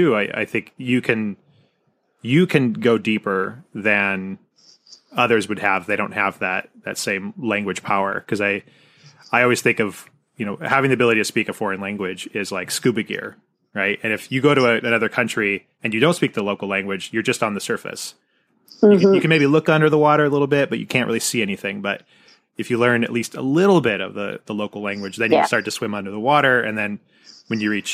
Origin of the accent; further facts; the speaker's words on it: Seattle area, Washington, United States; the urban area near Seattle where I grew up is much more progressive and multicultural